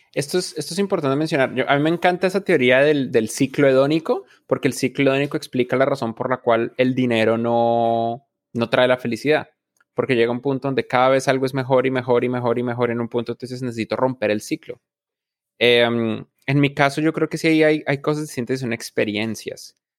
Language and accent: Spanish; Bogotá, Colombia; moved away; yo nací en Bogotá, Colombia, yo soy un man de las montañas